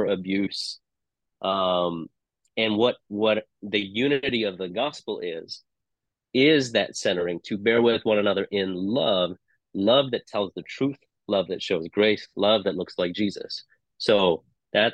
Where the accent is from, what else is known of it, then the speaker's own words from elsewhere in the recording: Hong Kong; moved away as an adult; also born or lived in England; now in United States; I didn't grow up in the U.S. So I grew up in Hong Kong. I spent time in England. I came to the U.S. in my 20s.